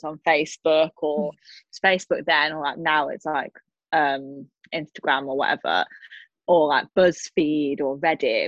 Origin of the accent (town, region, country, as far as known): the north of England, United Kingdom; accent: northern